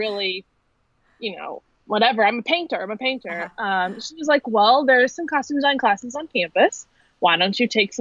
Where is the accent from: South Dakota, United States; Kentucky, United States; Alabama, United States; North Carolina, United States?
Kentucky, United States; Louisville; I'm from Kentucky, Louisville to be exactly, Midwest girl, born and raised